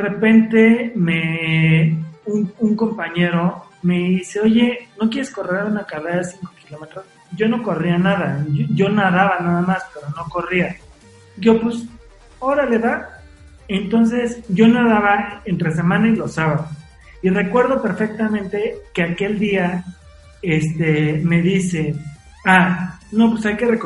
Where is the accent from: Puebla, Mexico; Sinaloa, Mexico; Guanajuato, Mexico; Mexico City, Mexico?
Puebla, Mexico; cuando era niño, cuando estaba en Puebla, que nadaba, también